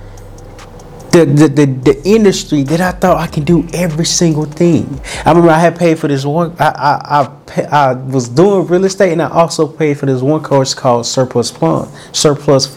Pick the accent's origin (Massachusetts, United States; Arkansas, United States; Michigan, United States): Arkansas, United States; Little Rock; moved away; also born or lived in California; I'm from Little Rock, Arkansas. I'm from a small town called Little Rock, Arkansas